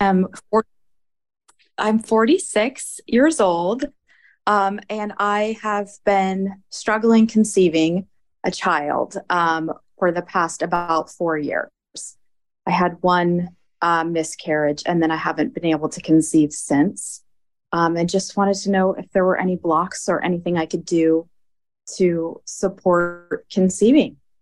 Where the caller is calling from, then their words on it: Stamford, Connecticut, United States; I am calling from Stamford, Connecticut.